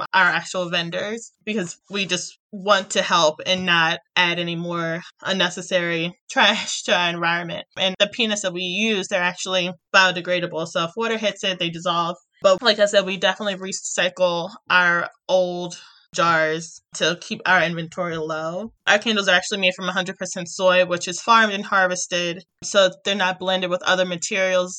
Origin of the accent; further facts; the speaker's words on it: Baltimore, Maryland, United States; I'm from Baltimore